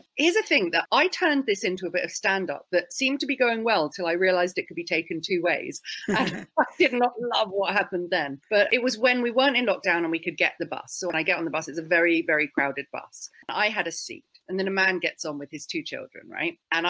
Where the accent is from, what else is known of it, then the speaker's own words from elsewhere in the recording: United Kingdom; So I'm mostly British in that I'm quite shy, I'm quite awkward, and I don't like being confrontational. None of that is very Jewish.